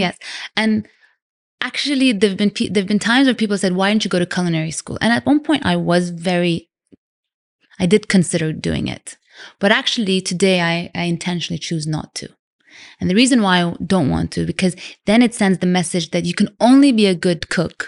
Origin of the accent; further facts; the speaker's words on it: Vancouver, British Columbia, Canada; also born or lived in London / Sudan; now in Dubai, United Arab Emirates; I was born in London. I grew up in Canada, Vancouver. And Dubai's been home for nearly nineteen years now